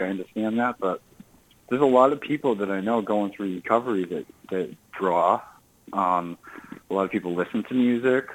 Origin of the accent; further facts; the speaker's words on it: Burlington, Massachusetts, United States; I'm originally from Burlington, Massachusetts.